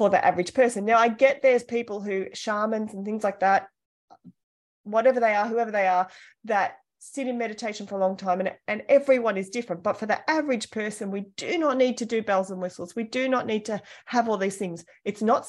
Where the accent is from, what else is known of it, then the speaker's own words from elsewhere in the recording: Australia; I was born in Australia. I'm from a large family.